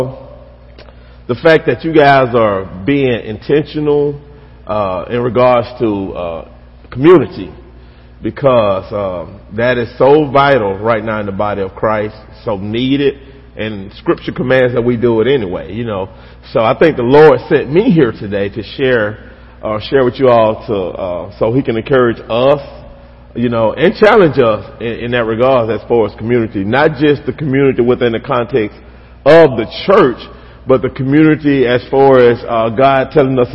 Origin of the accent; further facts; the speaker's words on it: West Alabama, United States; I grew up here in Alabama. Grew up in a small town, out west, toward West Alabama